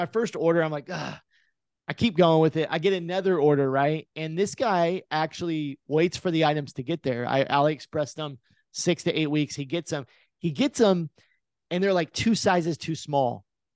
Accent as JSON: {"language": "English", "region": "Oklahoma", "country": "United States", "tie": "born or raised there"}